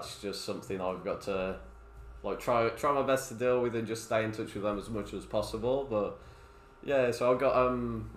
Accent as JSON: {"language": "English", "town": "Dudley", "region": "West Midlands", "country": "United Kingdom", "tie": "born or raised there", "moved": "yes", "lives_now": "Australia", "said": "I grew up in Dudley, so it's near Birmingham"}